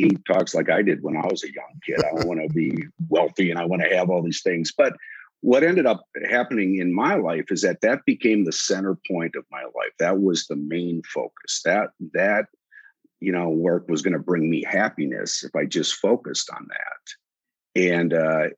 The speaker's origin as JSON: {"language": "English", "town": "Wausau", "region": "Wisconsin", "country": "United States", "tie": "born or raised there", "also_born_or_lived": "Chicago", "moved": "as an adult", "lives_now": "Dallas, United States", "said": "I'm a Wisconsinite and grew up in a little town called Wausau, Wisconsin in north central Wisconsin"}